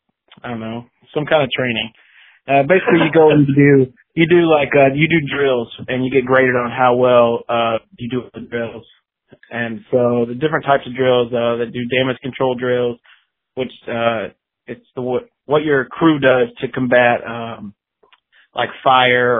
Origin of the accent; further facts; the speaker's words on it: 30 minutes north of Pensacola, Florida, United States; also born or lived in Texas; I grew up like 30 minutes north of Pensacola, so I consider Pensacola my hometown.